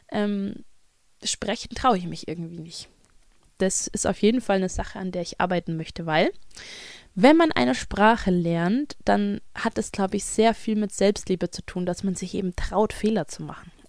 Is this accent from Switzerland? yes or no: no; Kentucky, United States; born there; Ich bin kein New York Bronx Kid. Ich bin in Kentucky geboren und ähm, spreche Schulenglisch, ja.